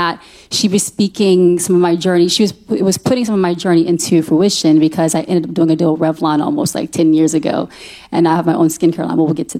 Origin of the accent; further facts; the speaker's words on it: Fort Hood, Texas, United States; born there; the facts online say I'm from Austin. I was born in Fort Hood, Texas, actually, and I'm a military baby, so that's why I was born.